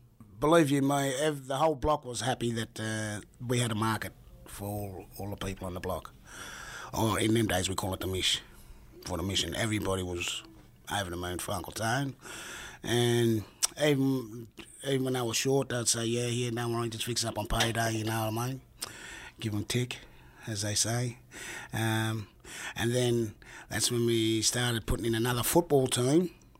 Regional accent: Sydney, New South Wales, Australia; born and raised in Redfern. I'm an artist, sportsman and walkabout man. Grew up in Walker Street, Redfern.

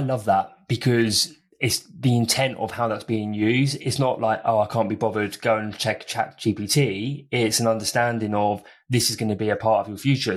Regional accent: United Kingdom; I'm from Britain

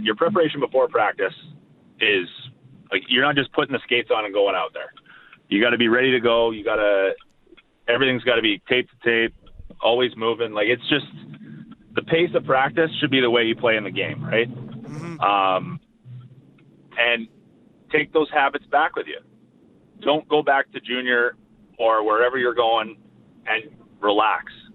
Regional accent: Winnipeg, Manitoba, Canada; I'm actually from here

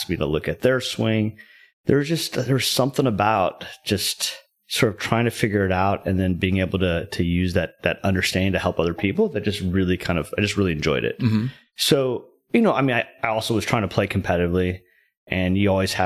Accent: Southern California, United States; moved away as an adult; now in Dallas, United States; I grew up in Southern California, kind of, you know, playing hockey and skateboarding and surfing and stuff like that.

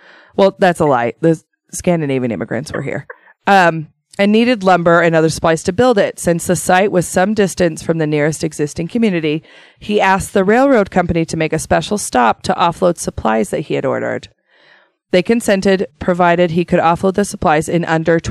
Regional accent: Shelley, Idaho, United States; I'm from Shelley originally, but at 19, I moved to the thriving metropolis of Idaho Falls

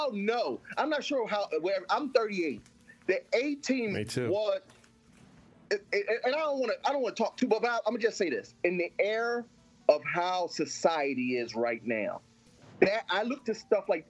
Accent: Philadelphia, Pennsylvania, United States; I'm from Philadelphia.

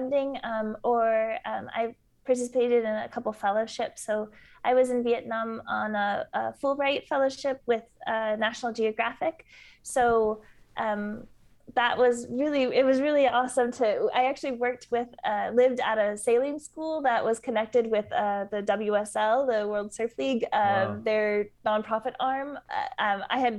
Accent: Southern California, United States; moved away; also born or lived in Peru; growing up in Southern California

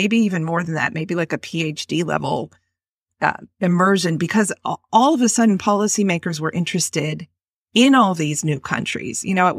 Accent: Boston, Massachusetts, United States; also born or lived in Washington, D.C.; I was born and raised in the Boston area in a coastal community where I lived most of my life until I moved down to Washington, D.C. to work for the Central Intelligence Agency.

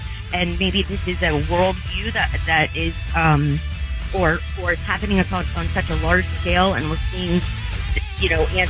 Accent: Cincinnati, Ohio, United States; I come from a large Jewish family here in Cincinnati.

